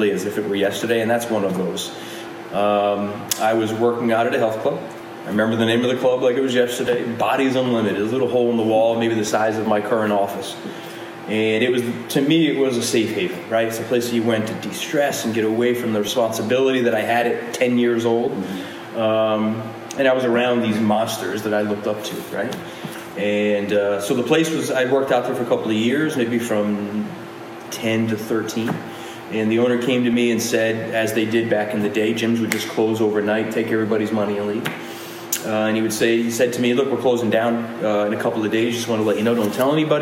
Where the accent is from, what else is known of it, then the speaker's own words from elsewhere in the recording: Rhode Island, United States; grew up in the projects in Rhode Island